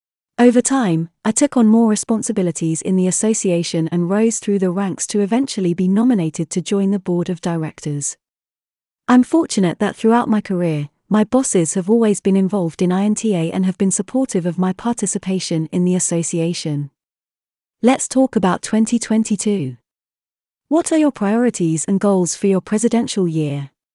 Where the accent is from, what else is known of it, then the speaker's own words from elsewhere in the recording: Netherlands; I was trained as a lawyer in the Netherlands, my home country, choosing to specialize in IP early in my studies.